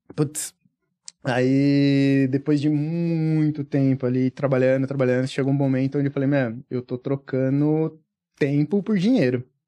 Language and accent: Portuguese; Franco da Rocha, São Paulo, Brazil; eu vim do, do interior de São Paulo, pelo menos tá? Tipo, uhum. Tipo, na verdade é grande São Paulo, Franco da Rocha